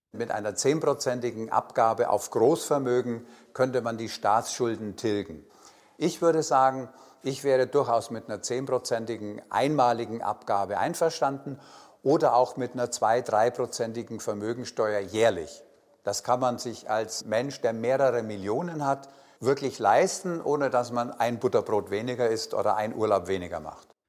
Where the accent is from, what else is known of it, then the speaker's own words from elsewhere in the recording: Nördlingen, Bavaria, Germany; now in Berlin, Germany; Ich bin geboren in Nördlingen, und lebe in Berlin